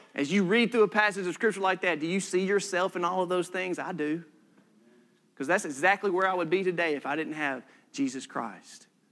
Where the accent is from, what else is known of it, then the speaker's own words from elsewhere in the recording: United States; we're Americans.